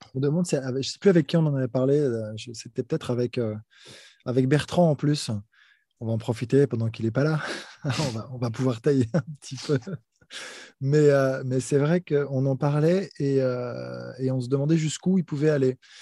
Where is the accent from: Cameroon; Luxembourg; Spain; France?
France; pour moi, en tant que Français